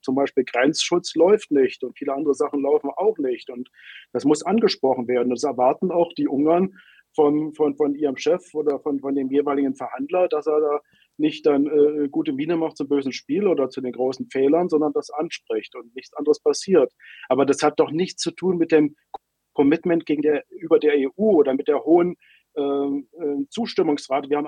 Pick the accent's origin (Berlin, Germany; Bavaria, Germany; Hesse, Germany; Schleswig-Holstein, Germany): Berlin, Germany; now in Hungary; Allein in meiner Heimatstadt Berlin letztes Jahr